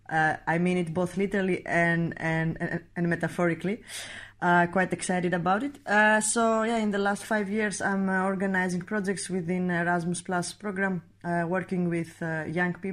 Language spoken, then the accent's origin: English; Greece; I'm 29 years old. I am coming from Greece